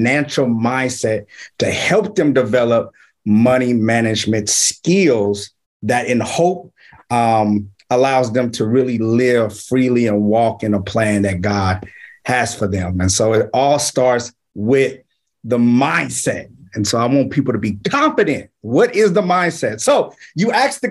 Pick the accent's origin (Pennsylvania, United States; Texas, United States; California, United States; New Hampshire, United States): California, United States; Richmond; now in Vallejo, United States; I'm from Richmond, California, born and raised, and I reside in Vallejo, California